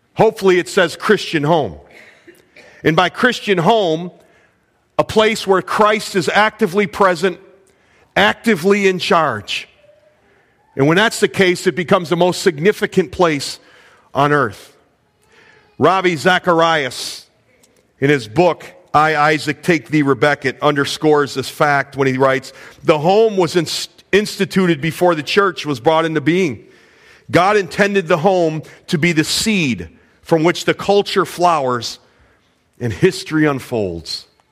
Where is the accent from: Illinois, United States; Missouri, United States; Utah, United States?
Illinois, United States; I was born in Illinois